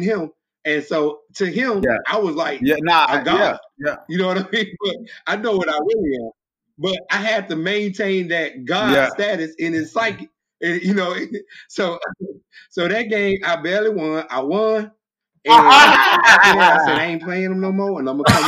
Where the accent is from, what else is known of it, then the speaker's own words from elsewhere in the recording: Monroe, Louisiana, United States; moved away as an adult; also born or lived in Florida / Toledo, Ohio; I'm originally from Monroe, Louisiana. I'm a country boy.